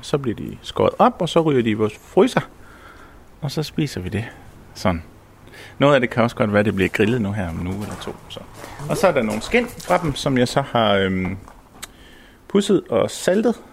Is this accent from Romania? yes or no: no; Samsø, Central Denmark Region, Denmark; jeg er født og opvokset heroppe på Samsø